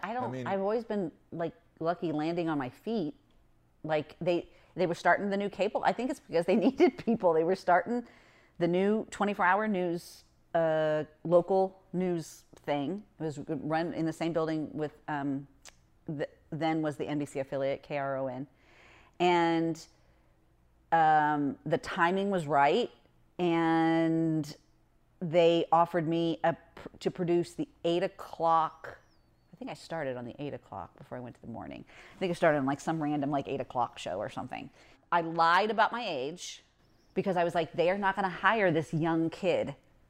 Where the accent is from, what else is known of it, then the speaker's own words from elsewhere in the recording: Indiana, United States; No, I grew up in Indiana, so I was an Indy 500 fan.